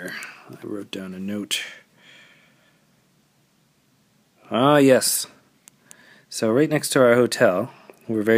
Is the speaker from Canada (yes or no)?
yes; Canada; as a Canadian, it's like, taxes. I'm used to them.